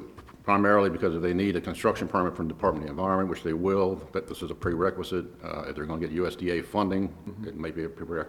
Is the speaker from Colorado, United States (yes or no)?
no; Queenstown, Maryland, United States; I grew up in Queenstown